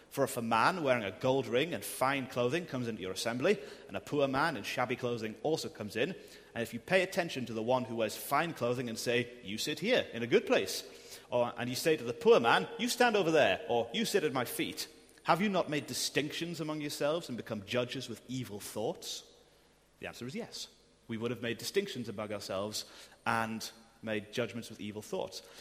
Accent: United Kingdom; I'm clothed in Christ and I'm still British.

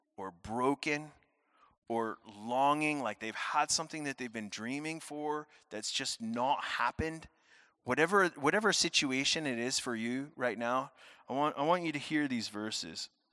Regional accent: United States; moved away as an adult; now in Scotland; I am originally American.

